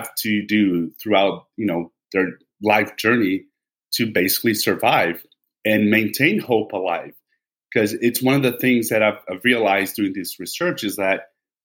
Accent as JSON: {"language": "English", "town": "Vitória", "region": "Espírito Santo", "country": "Brazil", "tie": "born or raised there", "said": "my hometown in Brazil, Vitória"}